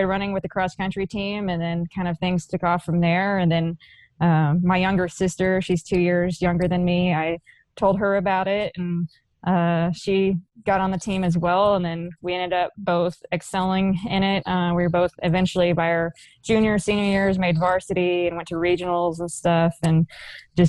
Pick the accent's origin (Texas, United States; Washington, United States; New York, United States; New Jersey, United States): Texas, United States; Burleson; growing up in the Dallas-Fort Worth Metroplex, it was a pretty competitive area.